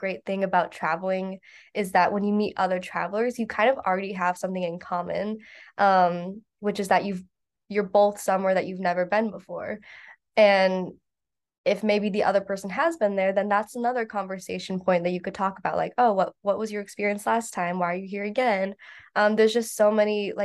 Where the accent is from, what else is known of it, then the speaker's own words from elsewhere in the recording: Midwest, United States; we're both from the Midwest